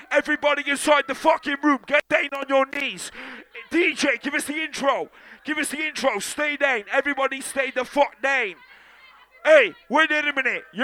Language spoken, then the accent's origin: English; Wales, United Kingdom; I'm from Wales.